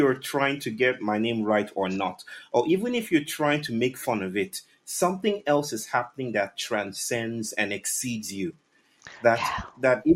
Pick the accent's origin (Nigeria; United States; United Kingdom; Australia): Nigeria; Western Nigeria; I'm from the Yoruba people from West Africa, west mm-hmm. part of Nigeria